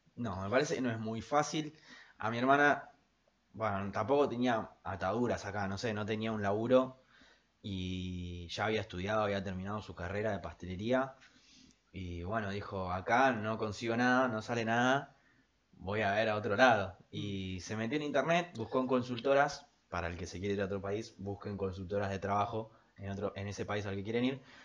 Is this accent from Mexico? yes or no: no; Argentina; nuestra cultura argentina es como tan, no sé, está tan mechada con un montón de otras culturas europeas